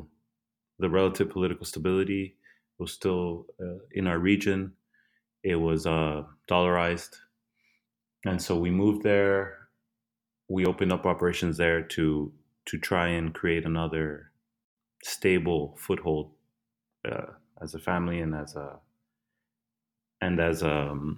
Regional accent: El Salvador; moved away

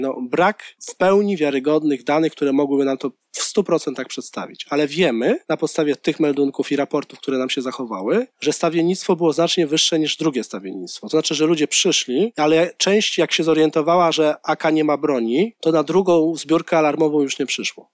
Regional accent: Warsaw, Masovian Voivodeship, Poland; jako warszawiak pochodzący z dzielnicy Praga ówczesnej

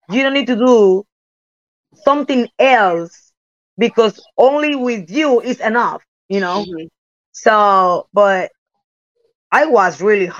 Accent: Puerto Rico; English is a second language; also born or lived in Japan / United States; I'm came from Puerto Rico

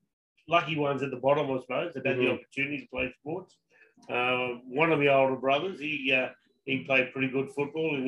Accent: Muswellbrook, New South Wales, Australia; moved away as an adult; also born or lived in Aberdeen, New South Wales; I was lucky enough to grow up there

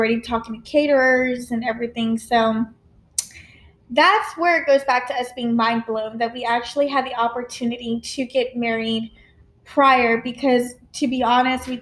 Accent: small town Texas, United States; I'm from Texas

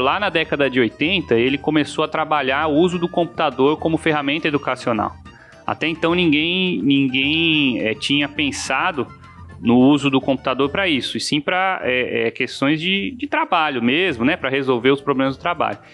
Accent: São Paulo, Brazil; now in Mossoró, Brazil; eu sou paulista de nascimento e moçoroense de coração

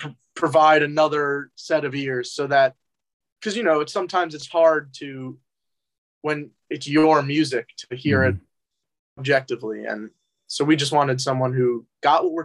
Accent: New Jersey, United States; moved away as an adult; now in New York City, United States; where I'm from in New Jersey, it's not rural. It's like it's a suburb, but it's way quieter

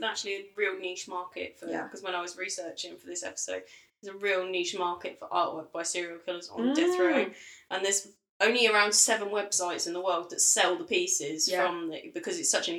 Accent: United Kingdom; as a British person

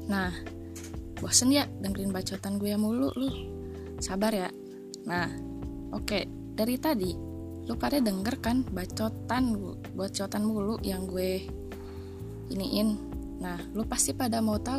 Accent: Jakarta, Indonesia; born there; now in Bandung, Indonesia; Gue lahir di Jakarta tanggal 10 Juli 2001.

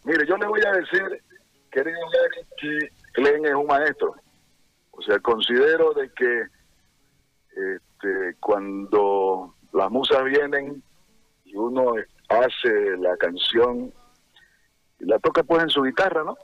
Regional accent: Santa Cruz, Bolivia; las cosas bonitas que tiene nuestro nuestro Santa Cruz

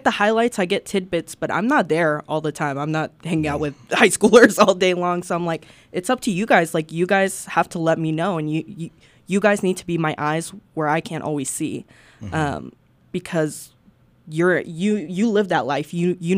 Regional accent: Arkansas, United States; also born or lived in Peru; I've only been back to Peru once because I came here like 2-3 years old. So like my entire life is Arkansas

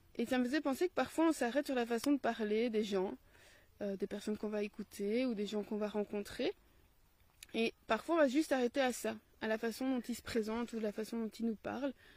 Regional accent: Belgium; accent: Belgian; j'ai mon accent belge

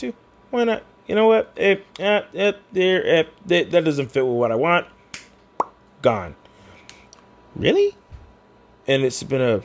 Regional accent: United States; being an American

